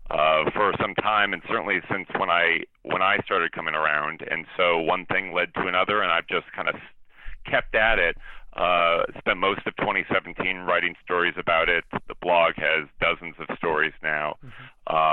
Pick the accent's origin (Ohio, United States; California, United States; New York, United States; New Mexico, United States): New Mexico, United States; Albuquerque; also born or lived in Washington D.C.; now in Chicago, United States; my hometown college sports program, the University of New Mexico